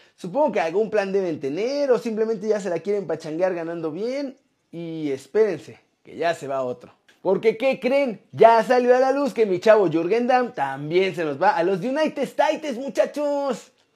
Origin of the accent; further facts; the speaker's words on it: Mexico; moved away; soy mexicano, me encanta mi país y voy a volver a la brevedad.